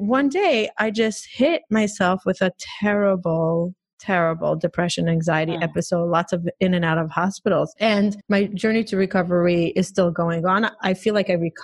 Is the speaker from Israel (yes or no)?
yes; Israel; moved away as an adult; now in United States; I grew up in Israel. I came to the States. I married my husband when I was 26.